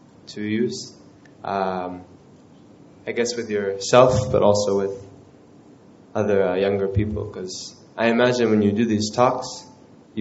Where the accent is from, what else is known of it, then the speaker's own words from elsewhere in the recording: United States; I'm from America, New York / Massachusetts